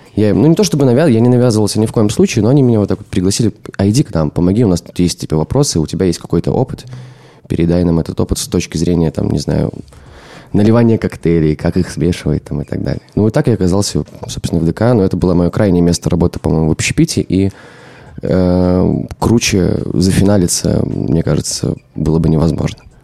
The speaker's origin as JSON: {"language": "Russian", "region": "Minsk", "country": "Belarus", "said": "я из Минска"}